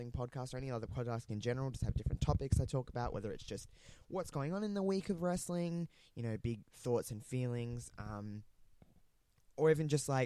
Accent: Australia; accent: Australian; also born or lived in regional South Australia; you probably tell by my accent, I am Australian. I live in a somewhat small town in Australia, in regional South Australia

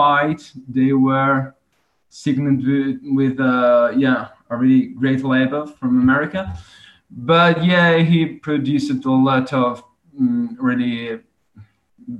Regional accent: Italy; first language Italian; English is a second language

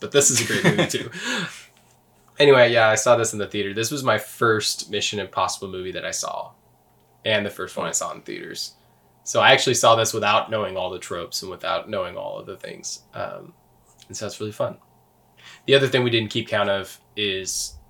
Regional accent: Canada; I'm Canadian.

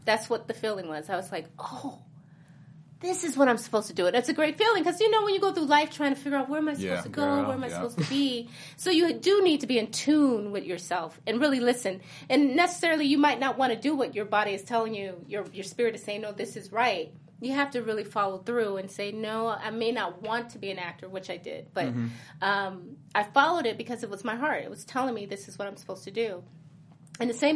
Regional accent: Rochester, New York, United States; I'm from Rochester, New York. Upstate New York.

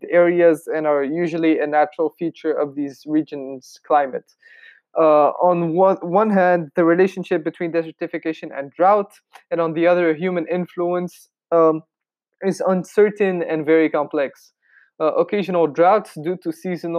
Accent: Tunisia; my home country of Tunisia

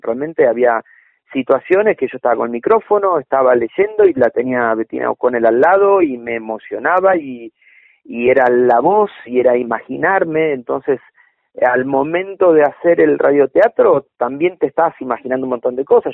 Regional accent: Buenos Aires, Argentina; Mi barrio natal fue San Cristóbal

